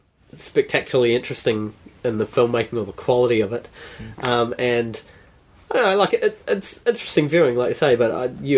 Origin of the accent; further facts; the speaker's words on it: Gisborne, New Zealand; I grew up in, like, when I was young, we grew up in Gisborne and had relations up the East Coast